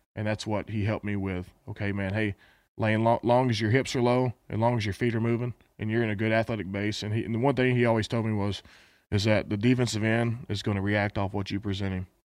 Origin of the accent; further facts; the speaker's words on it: Texas, United States; I guess we're both from Texas